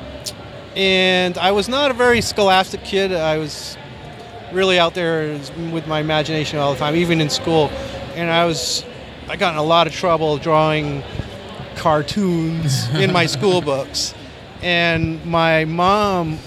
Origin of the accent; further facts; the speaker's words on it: Maine, United States; now in Los Angeles, United States; I grew up in Maine, which is kind of a isolated place